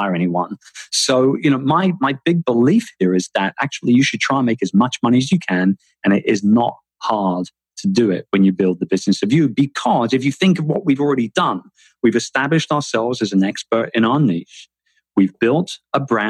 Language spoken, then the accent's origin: English; London, United Kingdom; moved away as an adult; also born or lived in Philippines; London, my hometown